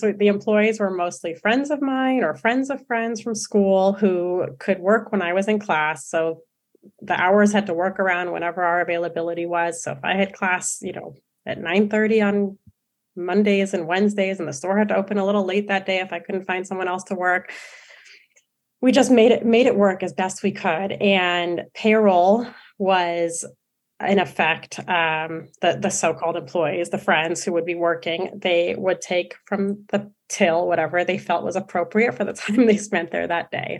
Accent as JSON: {"language": "English", "town": "San Francisco", "region": "California", "country": "United States", "also_born_or_lived": "Santa Barbara", "moved": "as an adult", "said": "I'm from San Francisco originally"}